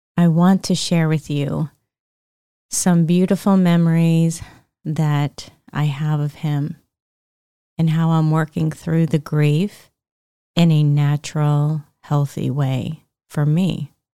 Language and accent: English; Pennsylvania, United States; We were raised in Pennsylvania